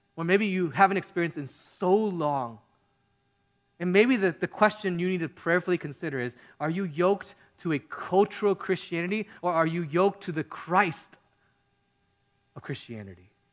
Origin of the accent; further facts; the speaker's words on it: Midwest, United States; now in California, United States; I grew up in the Midwest